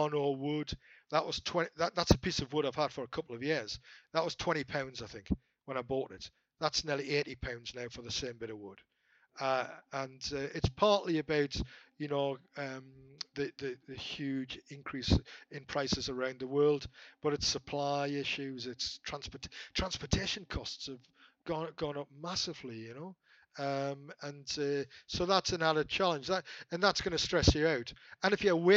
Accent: Newcastle upon Tyne, North East England, United Kingdom; I'm a Geordie.

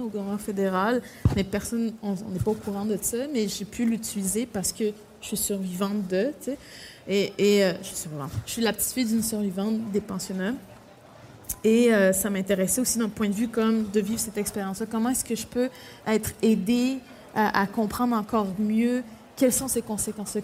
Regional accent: Pessamit, Quebec, Canada; moved away; also born or lived in Baie-Comeau; Je sais que je suis née à Pessamit, mais après, techniquement, je suis née à l'hôpital de Bécamo, mais c'est à côté de Pessamit

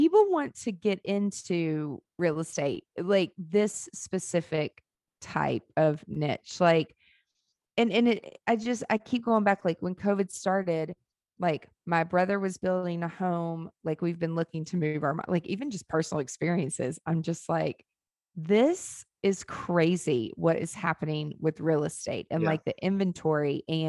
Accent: Nashville, Tennessee, United States; I'm from here. Like I grew up in Nashville. Like this was the slums.

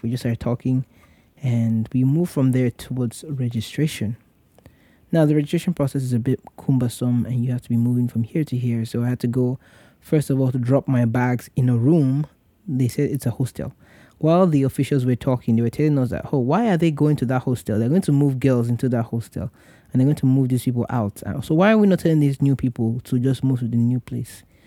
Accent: Nigeria; moved away; as a Nigerian who was trying to serve his country

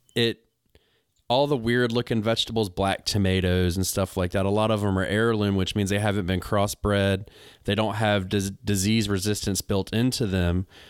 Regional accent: United States; I'm an American.

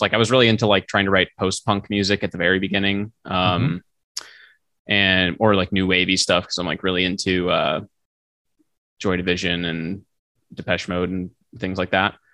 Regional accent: St. Charles, Missouri, United States; moved away; my hometown st charles missouri uh, st louis area

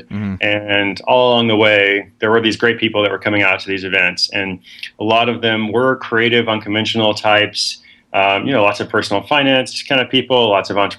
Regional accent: Portland, Oregon, United States; also born or lived in West Africa / Seattle; I am from Portland, Oregon. That's my hometown. I'm here at least half the time

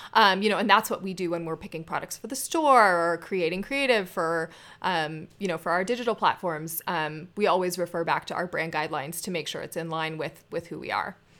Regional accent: Scottsdale, Arizona, United States; I grew up in Scottsdale.

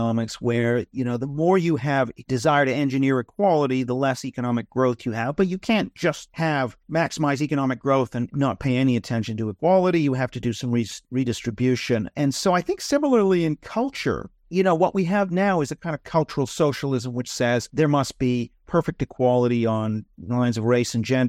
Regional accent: Canada; You know, I'm from Canada.

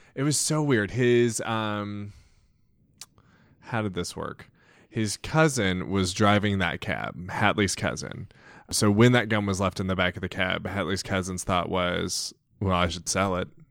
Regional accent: Centralia, United States; I'm from Centralia

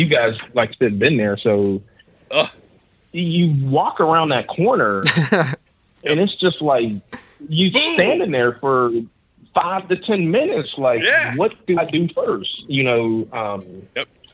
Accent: Pittsburgh, Pennsylvania, United States; moved away; My dad and his family, they're in Pittsburgh, where we grew up

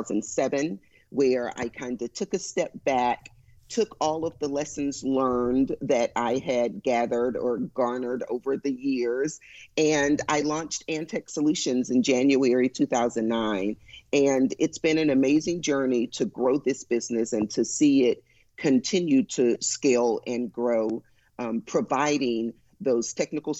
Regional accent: Houston, Texas, United States; I was born and raised in Houston

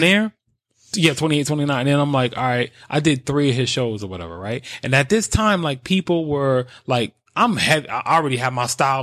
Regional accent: New York, United States; I'm from New York

